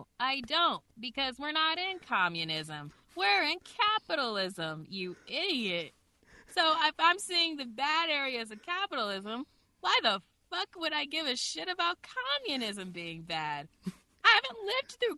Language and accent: English; United States; me as an American, a regular American